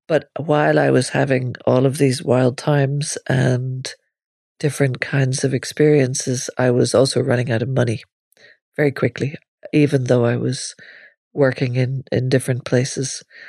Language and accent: English; Northern Ireland, United Kingdom; moved away as an adult; also born or lived in Limerick, Ireland; I grew up in Northern Ireland, where you walked around seeing policemen carrying machine guns